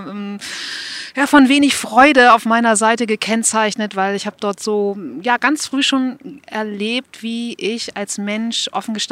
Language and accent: German; Buchholz in der Nordheide, Lower Saxony, Germany; Ich bin aufgewachsen in Buchholz. Falls das jemand kennt, meistens kommt dann, ja, Buchholz in der Nordheide.